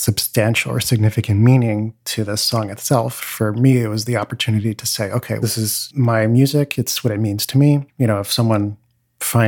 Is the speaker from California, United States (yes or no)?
yes; California, United States; I taught at several different little studios where I grew up in California.